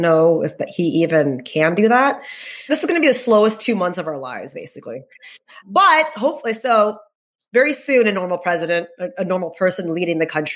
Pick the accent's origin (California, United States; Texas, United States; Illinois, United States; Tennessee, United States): Texas, United States; I'm from Texas